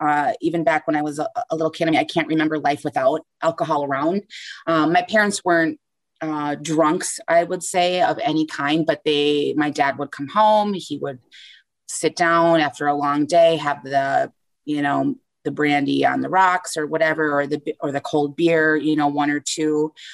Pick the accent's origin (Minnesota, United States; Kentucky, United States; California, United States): Minnesota, United States; Southern; I'm from Southern Minnesota in a small town, not too small.